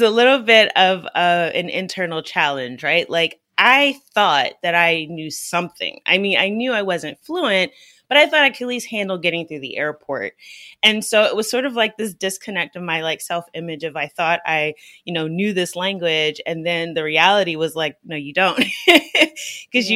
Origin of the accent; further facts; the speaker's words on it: United States; growing up in the United States